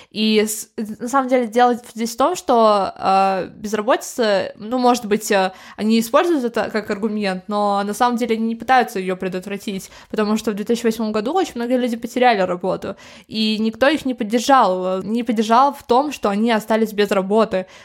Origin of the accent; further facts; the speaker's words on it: Moscow, Russia; born there; Я в Москве родилась.